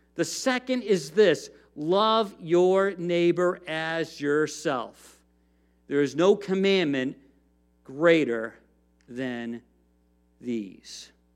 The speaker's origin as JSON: {"language": "English", "country": "United States", "said": "as Americans, as American Christians"}